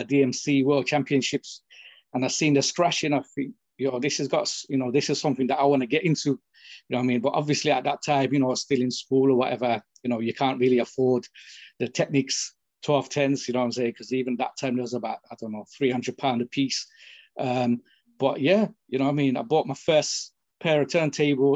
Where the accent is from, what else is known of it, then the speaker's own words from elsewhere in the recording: United Kingdom; first language English; I'm brought up in the UK, and English is my first language